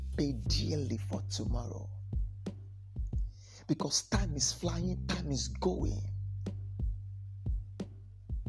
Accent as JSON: {"language": "English", "region": "Delta", "country": "Nigeria", "moved": "yes", "lives_now": "Port Harcourt, Nigeria", "said": "I'm from Delta State. I reside in Port Harcourt"}